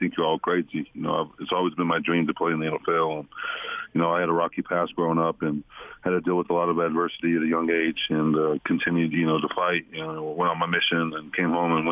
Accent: Utah, United States; moved away; come back to my hometown

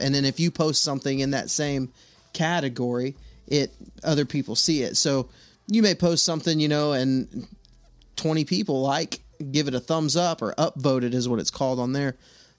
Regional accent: Texas, United States; now in Alabama, United States; I'm from Texas, now I live in Alabama.

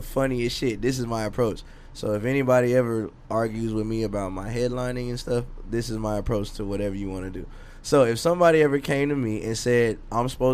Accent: Dallas, Texas, United States; I'm from Oak Cliff, and I grew up in the '90s

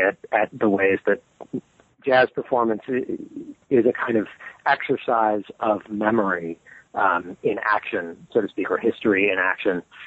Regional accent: Modesto, California, United States; I grew up in California, in um, in the Central Valley, so not far from the redwood country, but uh, not quite in it, uh, in the city of Modesto

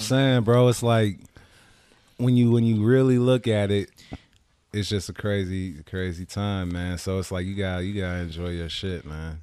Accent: Richmond, United States; when I grew up in Richmond, it was predominantly black.

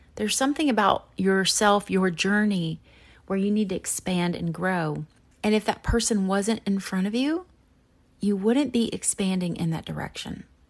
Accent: Chapel Hill, North Carolina, United States; I grew up in Chapel Hill, North Carolina

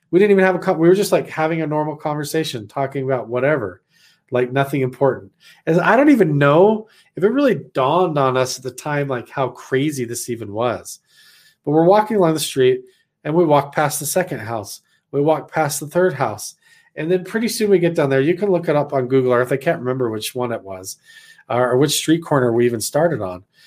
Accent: Idaho, United States; moved away as an adult; I'm actually not from around here because I'm back from Idaho

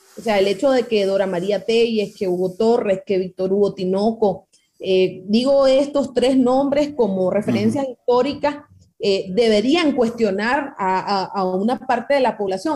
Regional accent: Nicaragua; nosotros como nicaragüenses

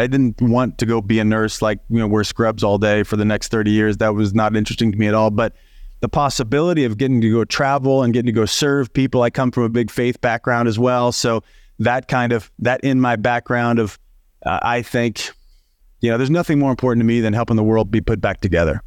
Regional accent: Southern Illinois, United States; moved away as an adult; now in Los Angeles, United States; I grew up in Southern Illinois, in the middle of nowhere, eight thousand people when everybody's home

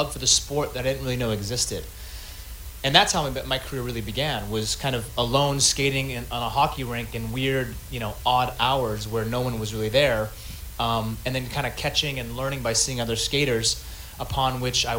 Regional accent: Seattle, Washington, United States; I'm from Seattle

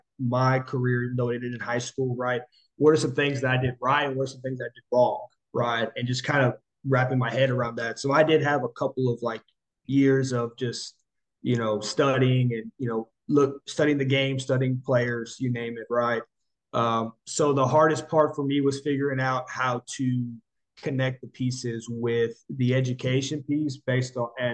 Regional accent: Corpus Christi, Texas, United States; also born or lived in College Station, Texas; I relocated back to my hometown of Corpus Christi.

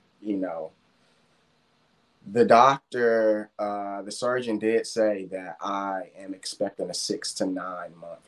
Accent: Washington, District of Columbia, United States; moved away; my hometown

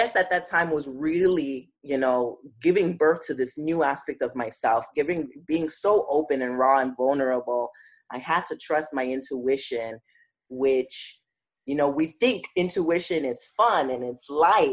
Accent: New York City, New York, United States; I grew up in Bed-Stuy

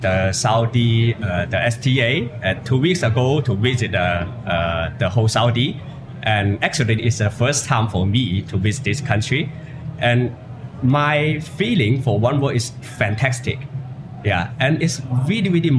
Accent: China; I come from China

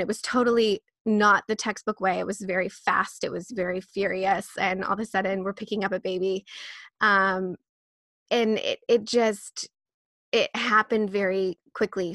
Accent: Midwest, United States; I was born and raised in the Midwest, which is, like, bootstrap country

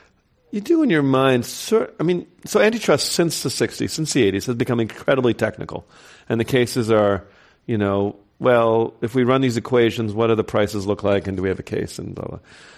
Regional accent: New York, United States; Might be my home state.

